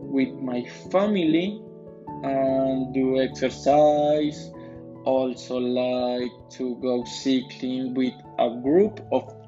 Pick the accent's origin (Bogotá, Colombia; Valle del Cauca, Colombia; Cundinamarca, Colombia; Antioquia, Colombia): Cundinamarca, Colombia; Funza; English is a second language; I am 28 years old. I was born in Funza, Cundinamarca on October 24, 1992. I live in a neighborhood called in Mallorca Reserves.